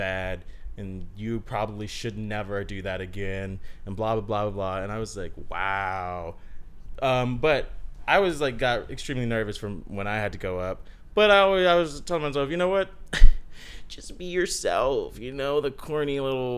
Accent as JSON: {"language": "English", "region": "Texas", "country": "United States", "moved": "yes", "said": "we're from Texas"}